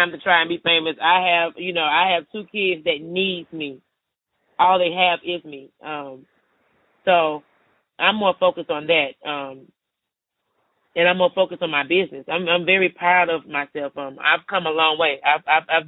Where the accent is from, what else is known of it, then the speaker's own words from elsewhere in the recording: Atlanta, Georgia, United States; I'm from Atlanta, Georgia, born and raised.